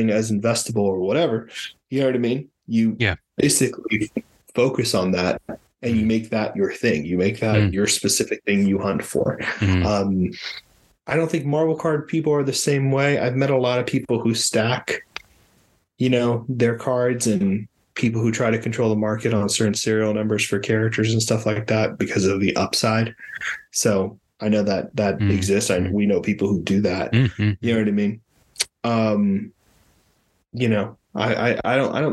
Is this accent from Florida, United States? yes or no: yes; Miami, Florida, United States; I'm from Miami